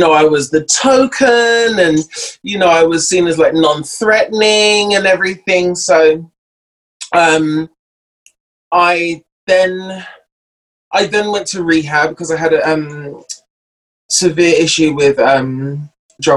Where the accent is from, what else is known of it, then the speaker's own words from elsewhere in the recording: London, United Kingdom; moved away as an adult; I'm from North London, born and raised.